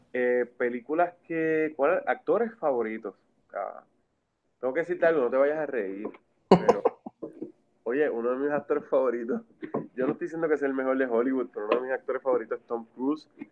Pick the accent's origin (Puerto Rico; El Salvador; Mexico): Puerto Rico; yo soy acá de Macao